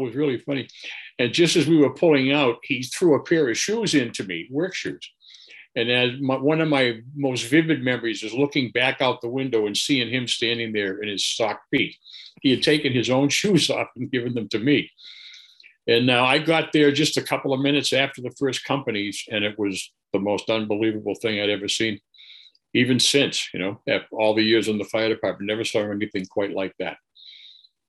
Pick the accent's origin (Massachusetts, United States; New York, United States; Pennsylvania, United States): Massachusetts, United States; Boston; I was born and brought up in Dorchester